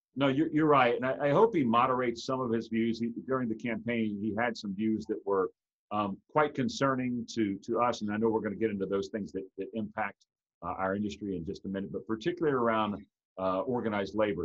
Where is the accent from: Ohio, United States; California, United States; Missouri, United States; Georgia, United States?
Georgia, United States; Atlanta; in my hometown of, of Atlanta, Georgia